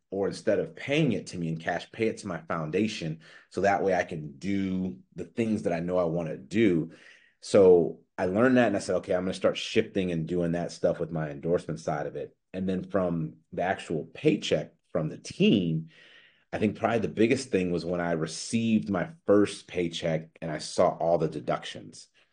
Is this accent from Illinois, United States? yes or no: yes; Chicago, Illinois, United States; I'm from Chicago